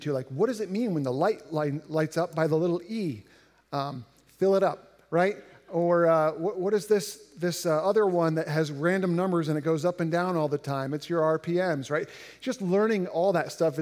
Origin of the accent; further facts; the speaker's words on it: Indiana, United States; growing up in Indiana, which is relatively flat